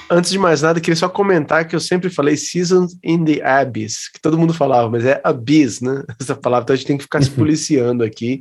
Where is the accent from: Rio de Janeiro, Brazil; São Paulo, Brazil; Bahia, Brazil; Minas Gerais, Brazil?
Minas Gerais, Brazil; Juiz de Fora; foi numa época lá na minha cidade